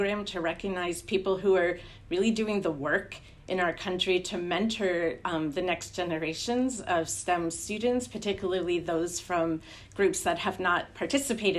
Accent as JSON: {"language": "English", "region": "New Jersey", "country": "United States", "also_born_or_lived": "Washington", "moved": "as an adult", "lives_now": "Hoboken, United States", "said": "I'm actually from New Jersey"}